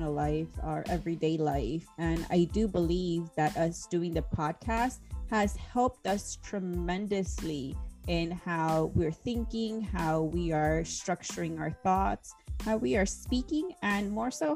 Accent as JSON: {"language": "English", "town": "Chicago", "region": "Illinois", "country": "United States", "said": "we're both from Chicago."}